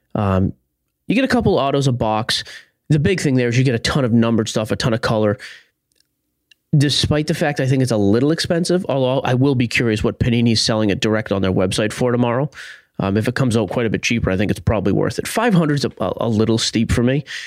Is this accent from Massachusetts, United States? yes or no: yes; Haverhill, Massachusetts, United States; in Haverhill, Massachusetts, my hometown